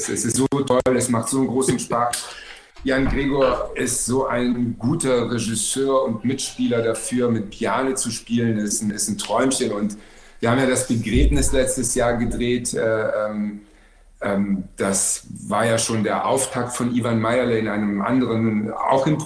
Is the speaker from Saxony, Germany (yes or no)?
no; Baden-Württemberg, Germany; also born or lived in Hamburg; Nee, ich komme, also ich bin zwei, äh, äh, zweigleisig in Deutschland sozialisiert worden. Einmal in Baden-Württemberg, ja. also im richtigen Schwabenland